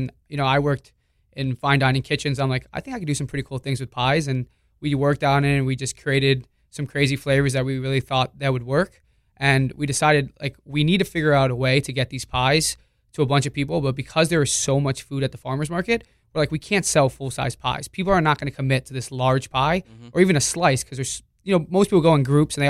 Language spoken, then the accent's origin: English; Hollywood, Florida, United States; I grew up in Hollywood, yeah. Florida.